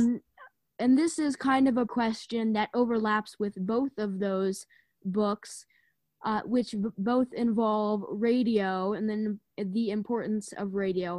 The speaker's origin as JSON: {"language": "English", "country": "United States", "said": "as an American"}